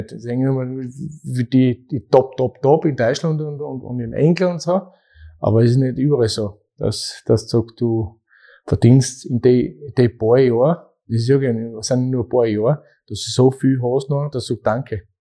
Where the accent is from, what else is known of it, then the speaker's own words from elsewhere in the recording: Austria; Weil in der zweiten Bundesliga bei uns in Österreich ist auch nicht so